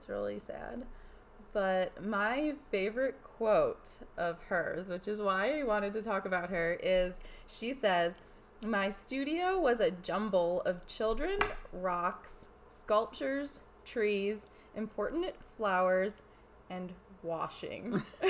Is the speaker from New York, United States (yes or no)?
yes; New York, United States; And this is New York. I grew up in New York. My mother grew up in New York.